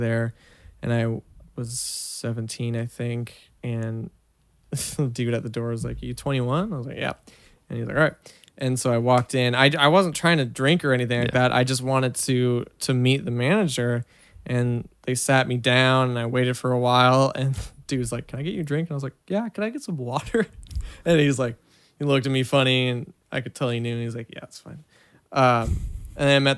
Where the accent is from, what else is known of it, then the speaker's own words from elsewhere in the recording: Washington, United States; moved away; I grew up in the Pacific Northwest in the early 2000s